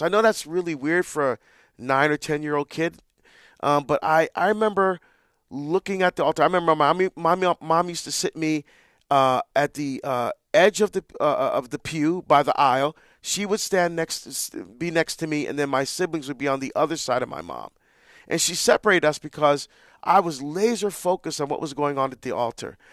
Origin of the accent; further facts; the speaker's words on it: Barbados; moved away; we're from Barbados, that's where I was born.